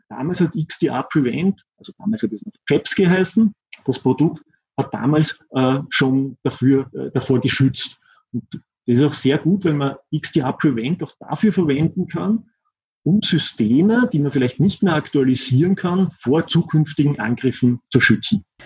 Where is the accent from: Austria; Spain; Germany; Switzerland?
Austria; accent: Austrian; ich sitze in Österreich. deshalb auch mein Akzent